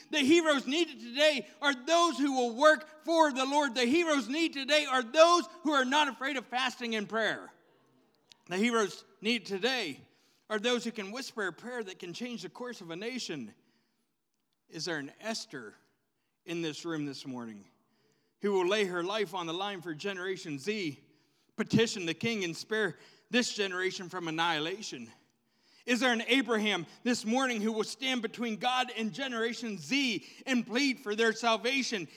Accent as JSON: {"language": "English", "town": "Pittsburgh", "region": "Pennsylvania", "country": "United States", "said": "I'm a Gen Xer and I'm from Pittsburgh"}